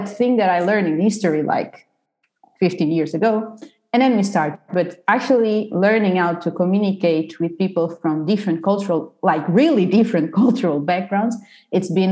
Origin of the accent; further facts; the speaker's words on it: Portugal; moved away as an adult; I'm from Portugal. So I did the bachelor and the master in Portugal